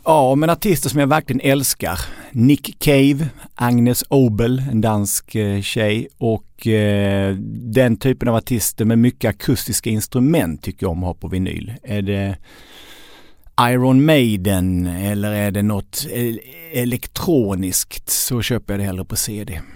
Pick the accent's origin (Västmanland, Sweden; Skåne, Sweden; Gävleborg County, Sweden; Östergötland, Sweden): Skåne, Sweden; also born or lived in Lund; Jag är uppvuxen i, i Skåne